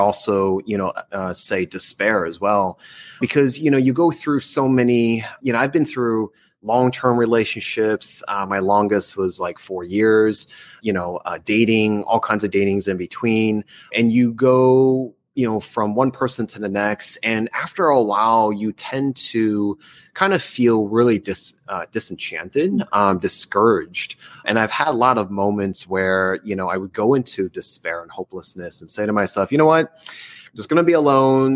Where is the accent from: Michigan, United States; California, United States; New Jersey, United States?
New Jersey, United States; moved away; I'm from New Jersey